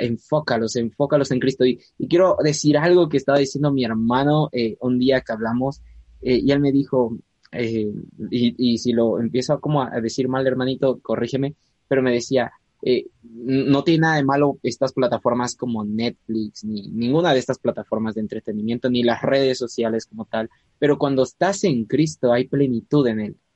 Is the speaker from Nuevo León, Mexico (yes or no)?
no; Puebla, Mexico; Puebla, de donde yo soy